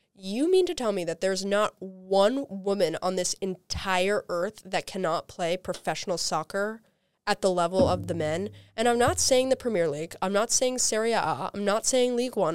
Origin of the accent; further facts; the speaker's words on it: New Yorker, United States; I can, in good faith, root for any Philadelphia sports teams as a New Yorker